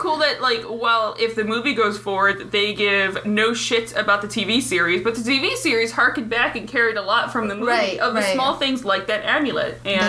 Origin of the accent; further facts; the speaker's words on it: Northern Michigan, United States; accent: strong northern, Northern Michigan; moved away; also born or lived in Minnesota; When I start drinking, I slip into a very strong northern. Oh yeah, yeah, yeah. Canadianish. Yeah. Northern Michigan.